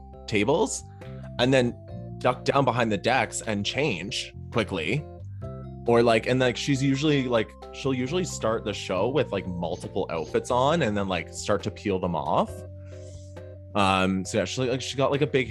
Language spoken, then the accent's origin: English; Toronto, Ontario, Canada; That I grew up with in Toronto